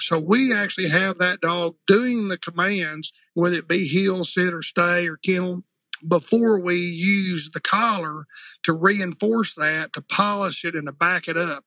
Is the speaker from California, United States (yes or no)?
no; Jonesboro, Arkansas, United States; I'm from Jonesboro, Arkansas, which is in the northeast corner uh, of Arkansas